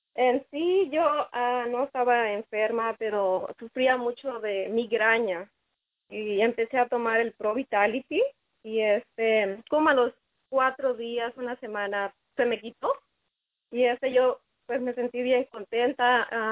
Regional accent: Culiacán, Sinaloa, Mexico; moved away; yo soy de Sinaloa, de Culiacán

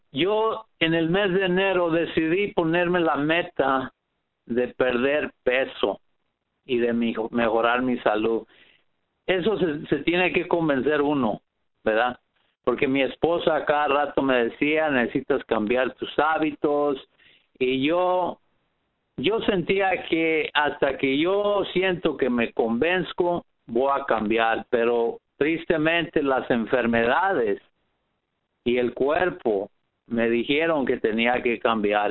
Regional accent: Riverside, California, United States; Soy de Riverside, California.

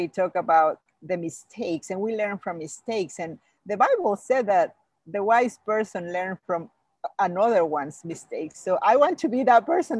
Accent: Mexico; English is a second language; moved away; I came from Mexico. I came from another culture. I came from another language. English is my second language

